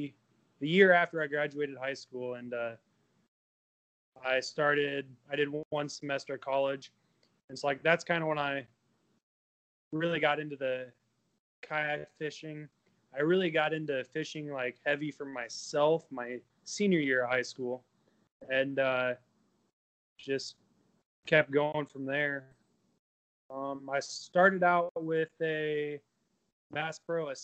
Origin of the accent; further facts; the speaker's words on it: Avoca, Iowa, United States; I grew up in the same town I live in. It's Avoca, Iowa, pretty small town, southwest